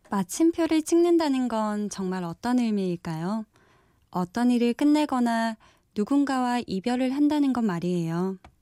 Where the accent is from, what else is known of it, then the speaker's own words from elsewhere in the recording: Busan, South Korea; moved away; 저는 부산에서 올라왔고요